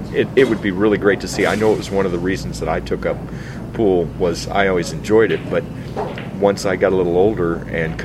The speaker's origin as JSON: {"language": "English", "town": "St. Joseph", "region": "Missouri", "country": "United States", "tie": "born or raised there", "said": "I grew up in St. Joseph"}